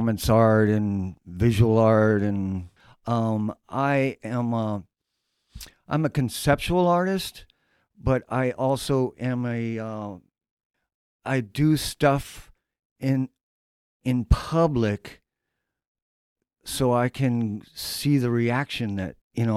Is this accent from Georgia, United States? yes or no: no; Dayton, Ohio, United States; moved away as an adult; now in Chicago, United States; I grew up in Dayton, Ohio